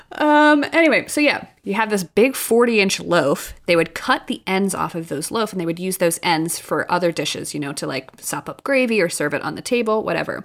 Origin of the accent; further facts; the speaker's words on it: outside Philadelphia, Pennsylvania, United States; moved away; I grew up right outside of Philly